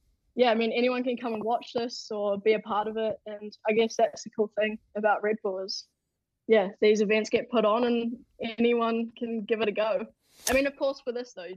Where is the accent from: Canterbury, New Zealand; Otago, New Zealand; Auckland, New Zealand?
Otago, New Zealand; Queenstown; in my hometown, Queenstown